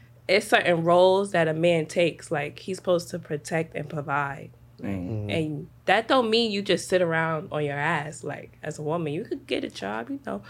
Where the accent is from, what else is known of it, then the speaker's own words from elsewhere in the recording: New York City, New York, United States; I'm from Harlem